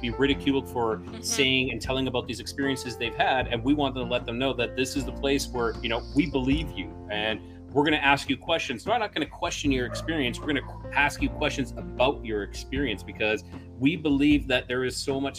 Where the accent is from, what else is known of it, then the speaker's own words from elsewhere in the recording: Alberta, Canada; moved away as an adult; now in Mexico; I'm originally from Alberta, Canada